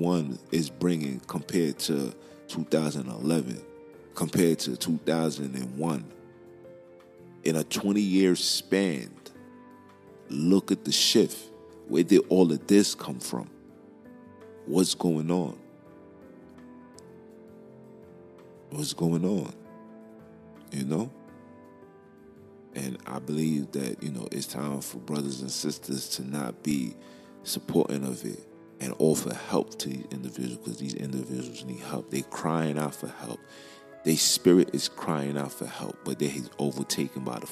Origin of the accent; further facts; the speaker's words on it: New York, United States; I'm from Brooklyn